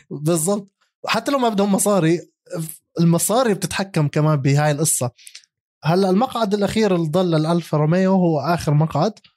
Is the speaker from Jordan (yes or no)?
yes; Jordan; عندنا بالاردن